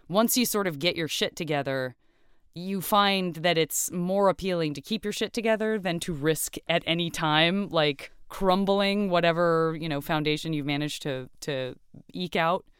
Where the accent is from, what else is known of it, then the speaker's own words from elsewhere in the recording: Tucson, Arizona, United States; also born or lived in Flagstaff, Arizona; I grew up in, uh, in Tucson, Arizona.